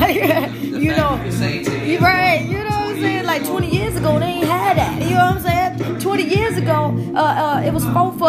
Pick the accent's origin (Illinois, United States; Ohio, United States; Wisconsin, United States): Illinois, United States; Riverdale; I used to live in Riverdale, you know what I'm saying? I grew up in Riverdale